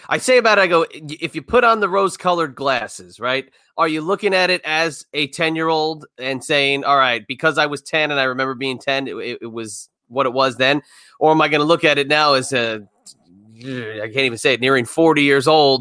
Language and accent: English; New Jersey, United States; I'm from the Northeast myself. I'm from Jersey.